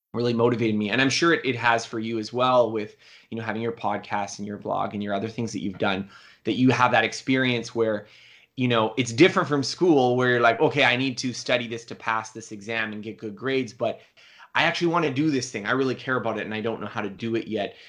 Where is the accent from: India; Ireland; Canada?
Canada; I'm Canadian